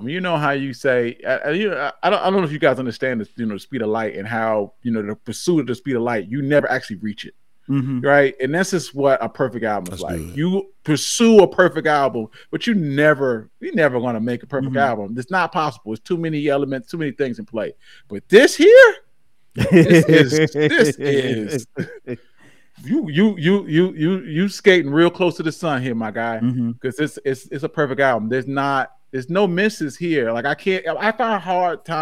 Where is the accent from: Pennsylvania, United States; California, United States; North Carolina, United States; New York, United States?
North Carolina, United States; Charlotte; I'm born and raised in Charlotte, so I've never I've never lived anywhere else